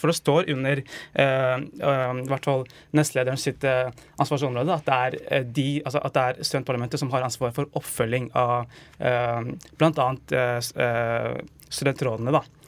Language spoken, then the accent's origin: Norwegian; Stange, Innlandet, Norway; Jeg er fra Stanger i Hedmark